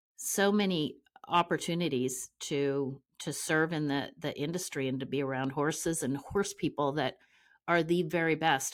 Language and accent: English; Ontario, Canada; moved away as an adult; also born or lived in Amarillo, Texas; now in Oklahoma City, United States; I'm from Ontario, Canada